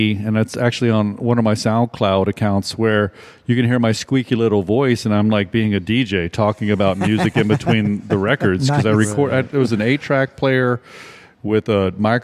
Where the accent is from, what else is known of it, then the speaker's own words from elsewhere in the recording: Virginia, United States; now in New Orleans, United States; I grew up in Virginia